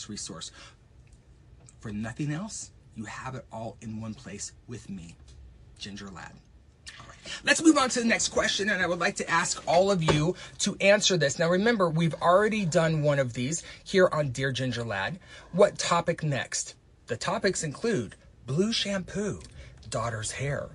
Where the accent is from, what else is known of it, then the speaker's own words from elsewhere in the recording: Texas, United States; when I grew up in Texas